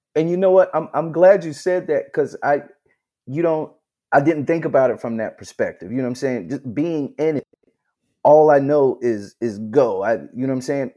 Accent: Charleston, South Carolina, United States; I'm from Charleston, South Carolina

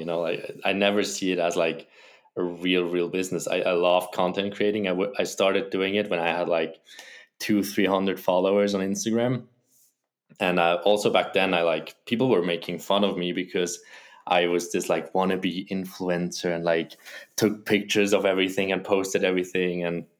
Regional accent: Wilderswil, Bern, Switzerland; I grew up in Wilderswil, a small village next to Interlaken. Maybe some people know that. It's a very touristy place.

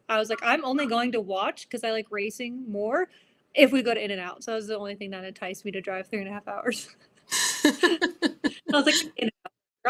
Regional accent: Arizona, United States; moved away as an adult; now in Oklahoma, United States; I'm born and raised in Arizona too.

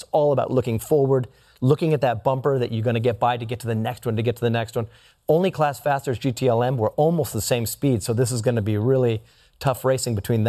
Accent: California, United States; moved away as an adult; now in Arizona, United States; I'm from California.

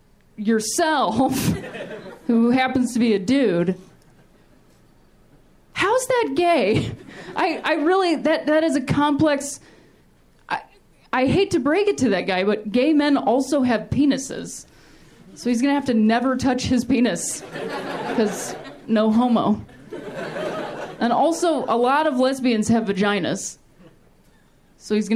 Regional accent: Ohio, United States; also born or lived in Chicago; now in Los Angeles, United States; I'm also from Ohio originally

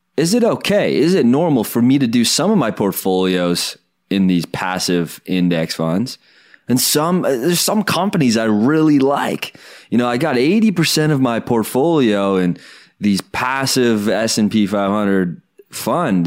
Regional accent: Canada; as a Canadian

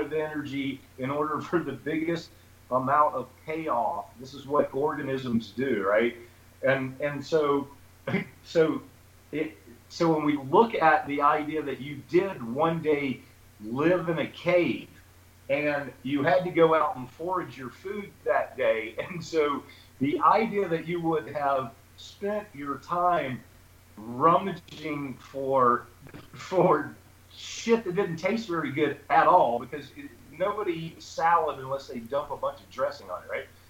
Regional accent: Charlotte, North Carolina, United States; I'm from, I'm born here in Charlotte, North Carolina

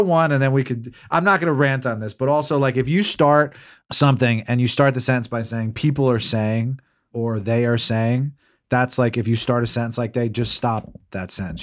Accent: New Jersey, United States; I grew up in New Jersey

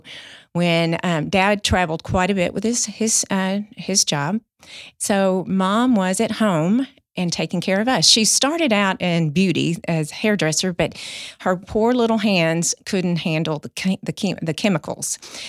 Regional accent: Mahia, Texas, United States; born there; So I was born in 1965 in January in a tiny town, Mahia, Texas.

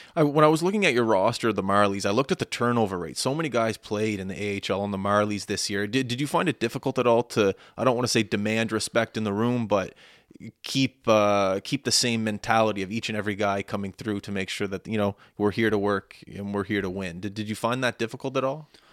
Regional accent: Nova Scotia, Canada; growing up in Nova Scotia, you and I both

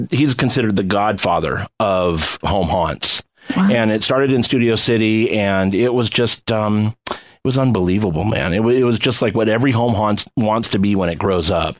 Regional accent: Inland Empire, California, United States; also born or lived in Orange County, California / Rialto, California; now in Los Angeles, United States; I grew up in the Inland Empire, so we would go in San Bernardino and all that stuff

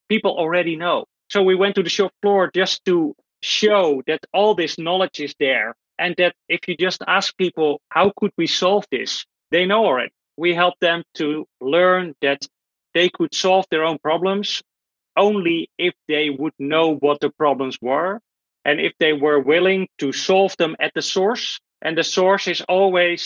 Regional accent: Netherlands; I'm from the Netherlands

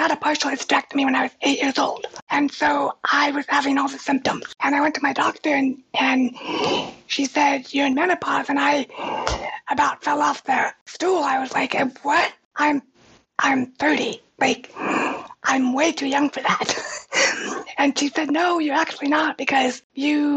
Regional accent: Reno, Nevada, United States; I grew up in Reno, and we have pretty harsh winters there

